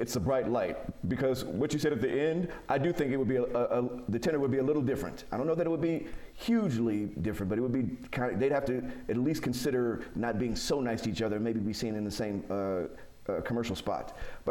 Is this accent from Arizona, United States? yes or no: no; Chicago, Illinois, United States; now in Utah, United States; I'm from Chicago